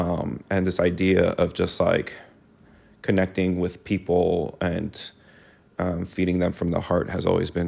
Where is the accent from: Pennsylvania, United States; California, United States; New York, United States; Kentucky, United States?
California, United States; Los Angeles; I'm a native Angeleno. My mom is from Mexico, and my dad's from Argentina.